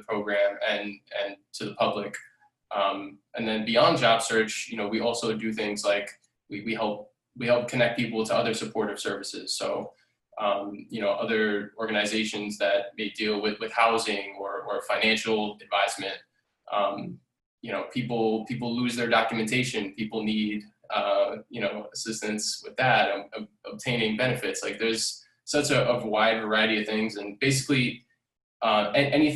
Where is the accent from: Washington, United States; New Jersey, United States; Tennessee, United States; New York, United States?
New York, United States; New York City; I'm a 29-year-old Bronx native, born and raised in the Bronx.